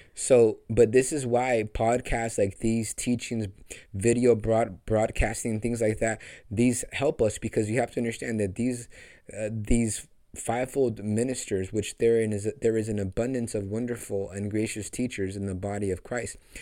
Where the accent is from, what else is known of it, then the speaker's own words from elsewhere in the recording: Los Angeles, California, United States; Hollywood, which is my hometown, the land that I'm called